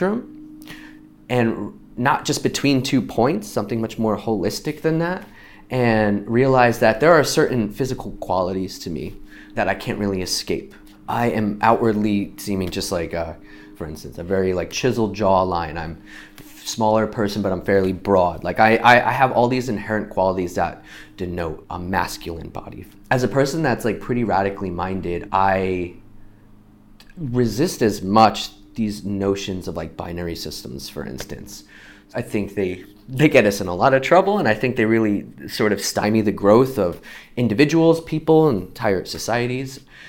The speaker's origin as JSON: {"language": "English", "region": "New York", "country": "United States", "tie": "born or raised there", "moved": "as an adult", "lives_now": "Portland, United States", "said": "I am from New York, where I was raised, grew up, and moved out here to Portland about 15 years"}